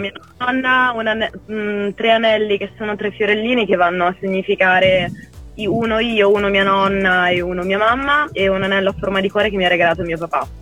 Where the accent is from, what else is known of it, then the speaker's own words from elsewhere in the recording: Liguria, Italy; moved away as an adult; now in Brescia, Italy; ho vissuto in Liguria fino ai 21 anni